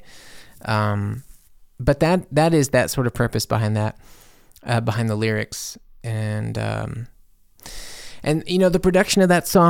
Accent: Mississippi, United States; moved away; also born or lived in Louisiana; I'm from Mississippi. You know, I lived in Louisiana for years. I'm from the South.

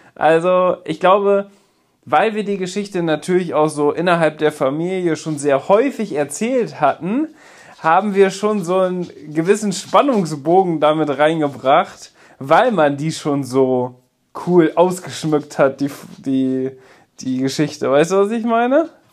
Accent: Münsterland, North Rhine-Westphalia, Germany; bei uns im Münsterland

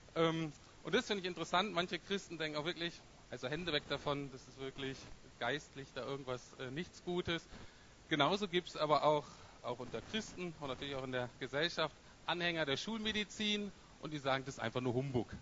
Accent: Bremen, Germany; ich komme aus Bremen Nord, das ist äh, gar nicht so ganz unähnlich wie Berlin.

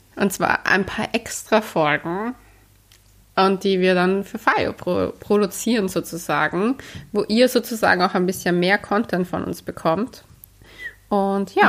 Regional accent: Austria; Wir sind ja auch Österreicher

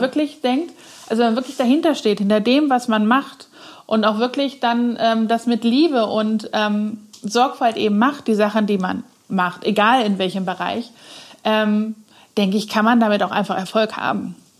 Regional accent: Cologne, North Rhine-Westphalia, Germany; moved away as an adult; now in Neuwied, Germany; als gebürtige Kölnerin

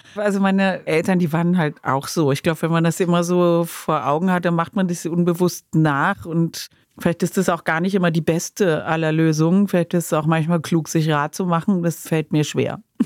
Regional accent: Cologne, North Rhine-Westphalia, Germany; ich komme aus Köln, ne, wo das gedreht wurde. Die ganzen Kinder aus der Lindenstraße waren auf meinem Gymnasium

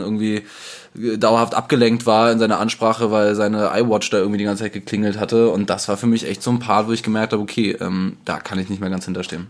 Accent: Germany; wir als Deutsche

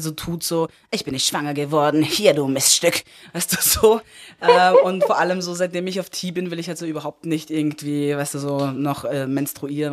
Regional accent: Upper Austria, Austria; ich bin in Oberösterreich aufgewachsen

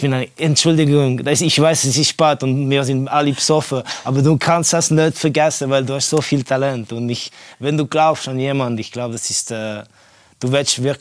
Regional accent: Estonia; German is a second language; Ja, ich bin aufgewachsen in Estland während der Kommunismuszeit.

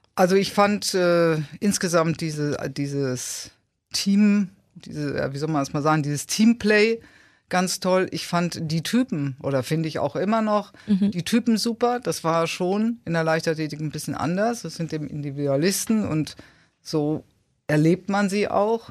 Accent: Dortmund, North Rhine-Westphalia, Germany; moved away as an adult; also born or lived in Unna / Munich / Mannheim; now in Kiel, Germany; ich bin geboren in Unna und habe aber dann, äh, dreiunddreißig Jahre in Dortmund gelebt.

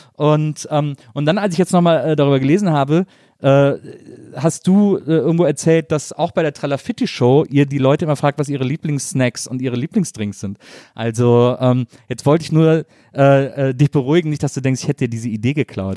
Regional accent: near Cologne, North Rhine-Westphalia, Germany

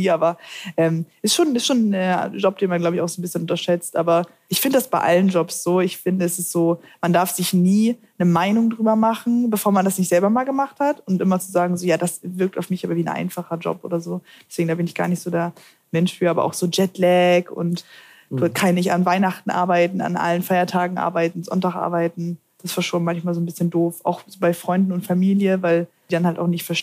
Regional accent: Hamburg, Germany; ich komme aus Hamburg, deswegen.

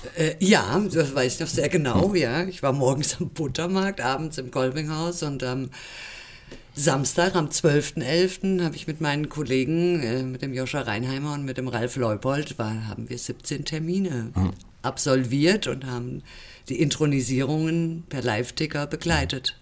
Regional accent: Rhineland, Germany; now in Fulda, Germany; Ich komme aus dem Rheinland, ja. Ich bin dort geboren und aufgewachsen.

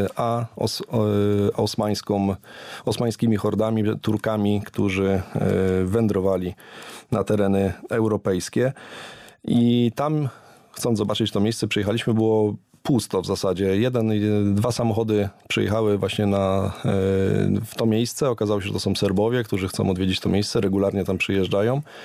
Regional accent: Poland; jesteśmy z Polski

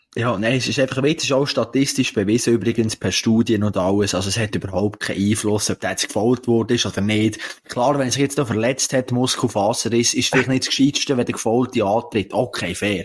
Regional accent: Switzerland; das sind wir Schweizer eigentlich nicht

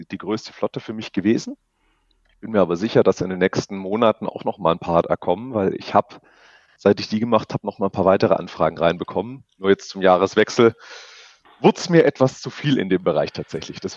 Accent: Stuttgart, Baden-Württemberg, Germany; now in Augsburg, Germany; ich komme aus Augsburg, beziehungsweise ursprünglich aus Stuttgart

